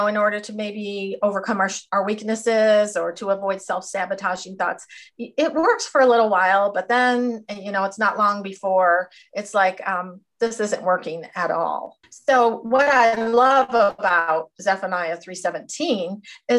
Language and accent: English; Jamestown, New York, United States; also born or lived in Cedarville, Ohio; I was born and raised here in Jamestown, New York